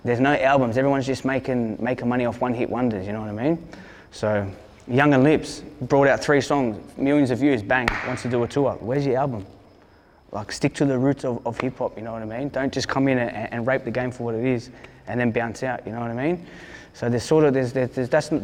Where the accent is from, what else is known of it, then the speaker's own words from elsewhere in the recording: Hurstville, New South Wales, Australia; I'm from Hurstville. I'm from Blue Line.